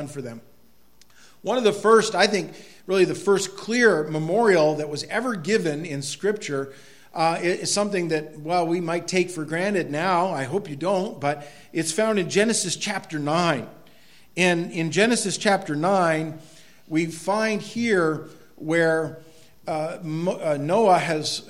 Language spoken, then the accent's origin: English; Quimby, Maine, United States; where I grew up in Quimby, that looked over St. Freud Lake